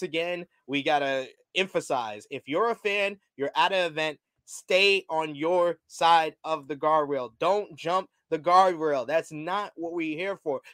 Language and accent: English; New York City, New York, United States; also born or lived in Bronx, New York; I'm from Harlem. I live in the Bronx now